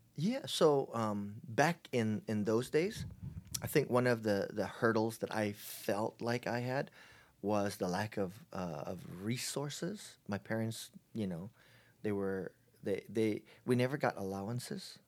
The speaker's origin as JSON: {"language": "English", "town": "Honolulu", "region": "Hawaii", "country": "United States", "tie": "born or raised there", "moved": "as an adult", "lives_now": "San Diego, United States", "said": "I was, uh, born and raised in Hawaii, in Honol-, Honolulu, Hawaii"}